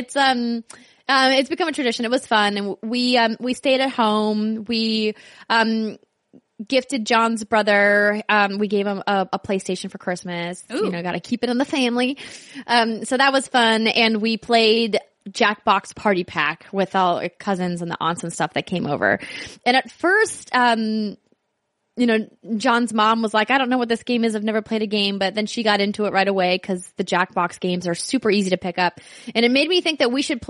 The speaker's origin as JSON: {"language": "English", "town": "Fargo", "region": "North Dakota", "country": "United States", "tie": "born or raised there", "moved": "yes", "said": "there's this one Chinese place in my hometown in Fargo"}